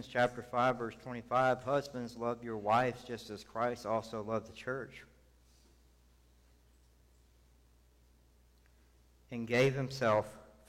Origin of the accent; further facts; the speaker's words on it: the South, United States; now in San Antonio, United States; I grew up in the South